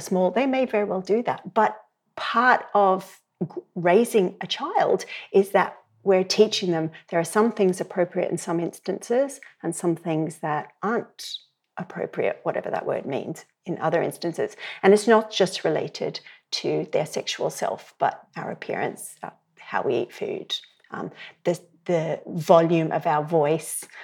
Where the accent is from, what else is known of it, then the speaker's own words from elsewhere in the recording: Australia; moved away as an adult; now in Ireland; You can hear from my accent. I'm, I would grow up in Australia. I've been in Ireland for twenty years.